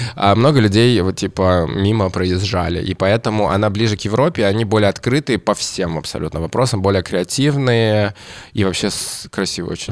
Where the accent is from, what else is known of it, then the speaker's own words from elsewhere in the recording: Kamchatka Krai, Russia; Я родился на Камчатке